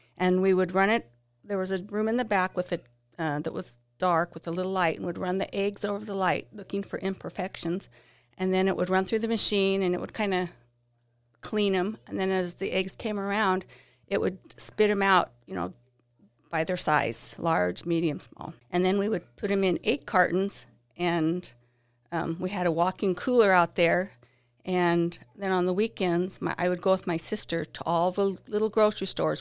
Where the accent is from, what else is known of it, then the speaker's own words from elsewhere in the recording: Basin City, Washington, United States; I grew up here in Basin City